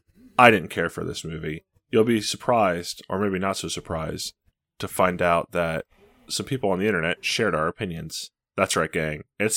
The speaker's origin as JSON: {"language": "English", "region": "Minnesota", "country": "United States", "said": "Like from Minnesota."}